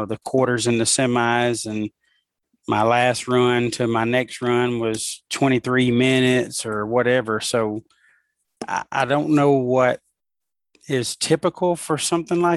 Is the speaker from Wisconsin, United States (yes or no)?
no; Alabama, United States; my home state